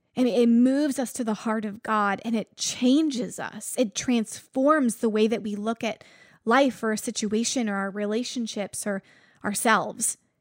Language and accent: English; Buffalo, New York, United States; I'm from Buffalo